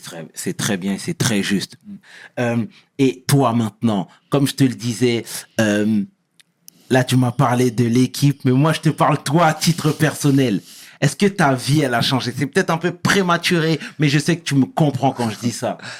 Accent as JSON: {"language": "French", "country": "Senegal", "said": "je suis sénégalais"}